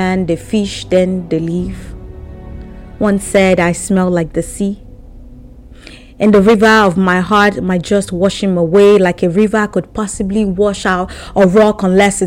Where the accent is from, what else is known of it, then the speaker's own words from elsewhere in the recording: Abeokuta, Ogun State, Nigeria; If it sounds better to you, Ogun State or Abeokuta, where I come from